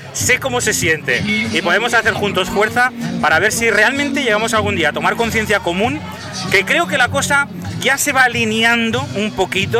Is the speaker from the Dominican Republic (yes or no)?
no; Spain